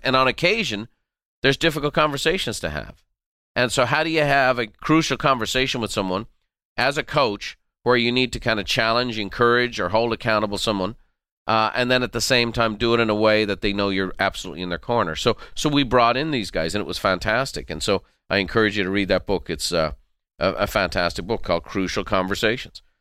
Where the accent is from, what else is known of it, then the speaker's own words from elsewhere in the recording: Ireland; growing up in Ireland